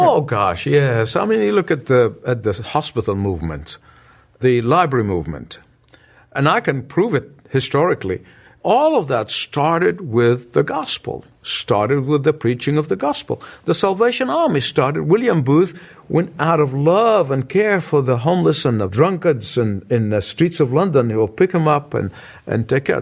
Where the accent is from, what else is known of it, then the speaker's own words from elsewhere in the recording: Egypt; moved away; my hometown, the country of Egypt